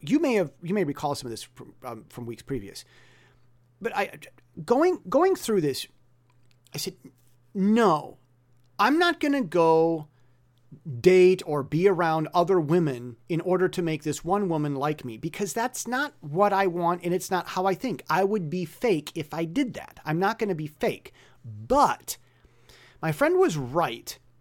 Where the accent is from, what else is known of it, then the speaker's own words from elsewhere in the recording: United States; first language English; now in Taiwan; me being American with English as my native language